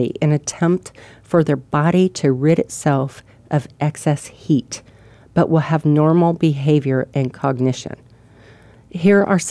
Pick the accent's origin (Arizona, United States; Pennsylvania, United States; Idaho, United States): Arizona, United States; moved away as an adult; also born or lived in Ohio; I grew up here, and I lived here. I didn't move away from Arizona until I was 26